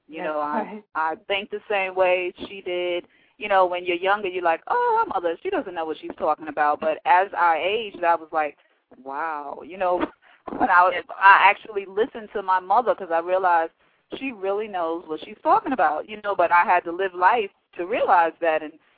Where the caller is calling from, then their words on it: Monroe, Georgia, United States; I'm calling from Monroe, Georgia.